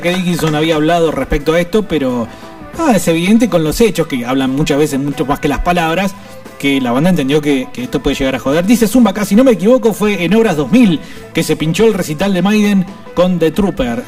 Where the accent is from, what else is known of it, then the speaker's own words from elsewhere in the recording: Argentina; nosotros como pueblo argentino